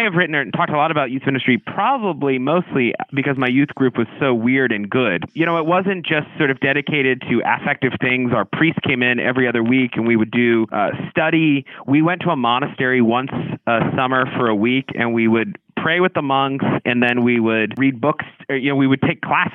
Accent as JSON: {"language": "English", "region": "the South", "country": "United States", "tie": "born or raised there", "said": "I grew up in the South"}